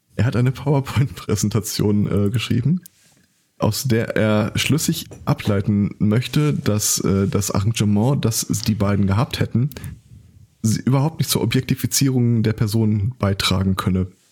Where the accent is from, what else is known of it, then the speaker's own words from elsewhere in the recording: home town covered by the Westfalenpost, North Rhine-Westphalia, Germany; meine Heimatstadt